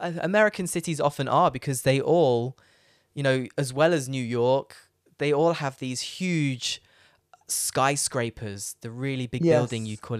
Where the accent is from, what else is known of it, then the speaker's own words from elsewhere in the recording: Leicester, East Midlands, United Kingdom; Like, for example, I'm from Leicester, which is a city